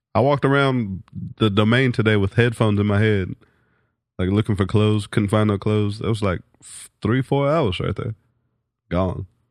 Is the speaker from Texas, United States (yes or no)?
yes; Lubbock, Texas, United States; moved away as an adult; now in Austin, United States; I grew up in Texas